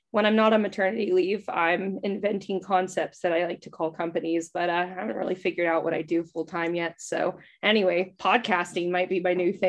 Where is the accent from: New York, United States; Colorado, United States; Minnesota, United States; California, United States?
California, United States; So that's my like claim to fame growing up